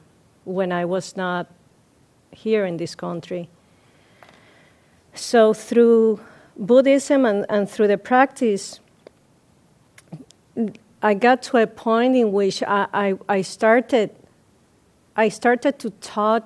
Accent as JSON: {"language": "English", "country": "Puerto Rico", "moved": "yes", "said": "I'm from Puerto Rico, and my cultural heritage comes from the African, the Spaniard, and the indigenous people"}